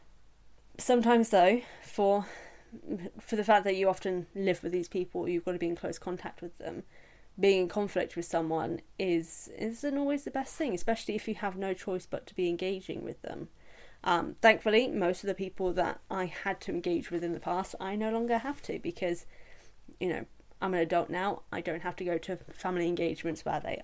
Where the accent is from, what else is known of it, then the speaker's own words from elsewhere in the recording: England, United Kingdom; as an English person